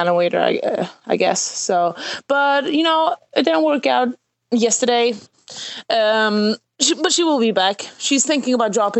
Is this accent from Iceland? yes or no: no; Sweden; I'm from Sweden.